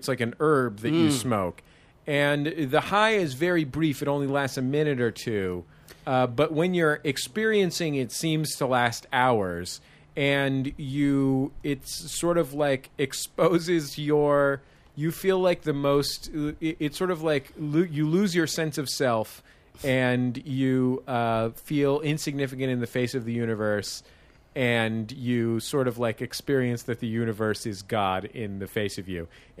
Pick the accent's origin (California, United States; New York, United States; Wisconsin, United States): California, United States; San Francisco; Yeah, I'm from San Francisco.